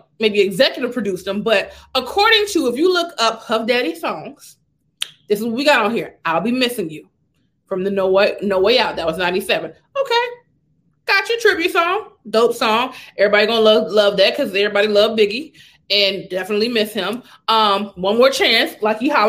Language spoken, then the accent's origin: English; the South, United States; I'm not from the South, but I've been raised in the South